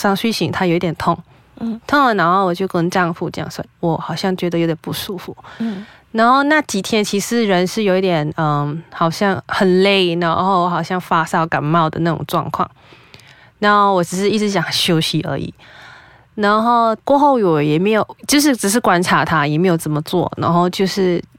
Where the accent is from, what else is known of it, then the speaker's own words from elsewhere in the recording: Penang, Malaysia; 因为我是槟城人，所以我还是回了家乡才去找医生。